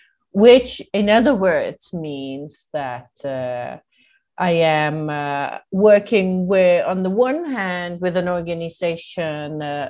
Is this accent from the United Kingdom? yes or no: no; Italy; moved away as an adult; now in Palestine; I'm not Palestinian, I came from Italy to Palestine in 2002